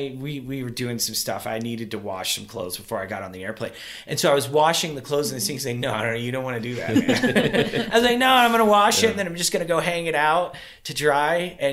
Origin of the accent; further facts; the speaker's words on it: Kentucky, United States; So I'm originally from Kentucky, so okay, I recognize cool. the accent very well.